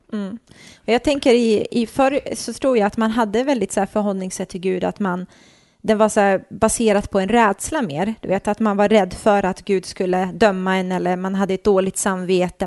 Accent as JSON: {"language": "Swedish", "town": "Nacka", "region": "Stockholm County", "country": "Sweden", "tie": "born or raised there", "said": "jag är uppvuxen i förorten uppe i Stockholm, mm. i en förort som heter Fisksätra"}